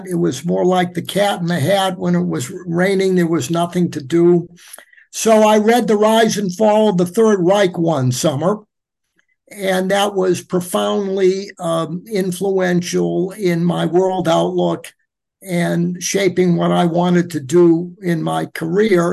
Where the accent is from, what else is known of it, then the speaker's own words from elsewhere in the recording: Boston, Massachusetts, United States; moved away; also born or lived in Nantucket; I'm from Massachusetts. My mother's from the city of Boston. Dad grew up on Nantucket Island